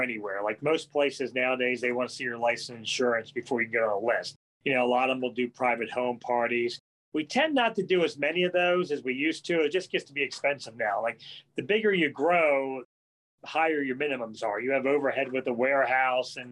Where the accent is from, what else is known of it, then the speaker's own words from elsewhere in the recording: Howard County, Maryland, United States; And I was born and raised in Howard County. I'm one of the few.